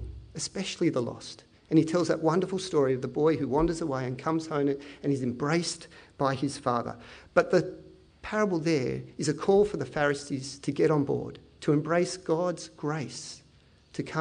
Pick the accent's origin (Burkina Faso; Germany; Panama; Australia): Australia; Penrith, New South Wales; I teach at Tiggs, I come from Penrith